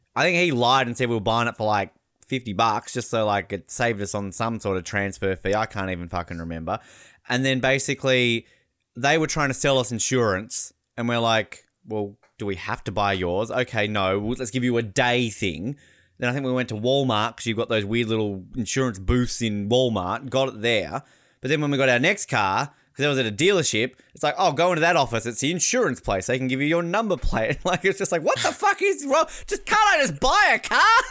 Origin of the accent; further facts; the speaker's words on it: Australia; now in United States; as an Australian